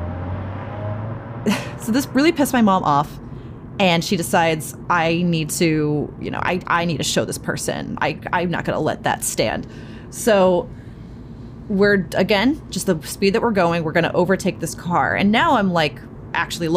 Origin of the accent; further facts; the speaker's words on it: Cape Cod, Massachusetts, United States; now in New York City, United States; Growing up on the Cape, it's a much weirder and a much darker and a much more wild place